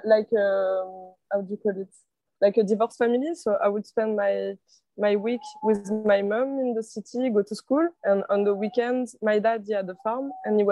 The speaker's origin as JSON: {"language": "English", "country": "France", "also_born_or_lived": "Galway, Ireland", "second_language": "English", "moved": "as an adult", "lives_now": "Vietnam", "said": "I'm from France. But I lived in Ireland."}